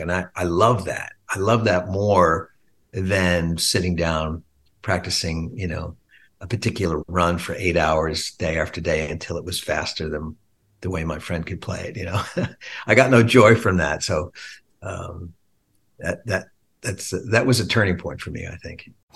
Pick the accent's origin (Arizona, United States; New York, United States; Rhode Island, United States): New York, United States; Long Island; me and Steve when we were kids growing up on Long Island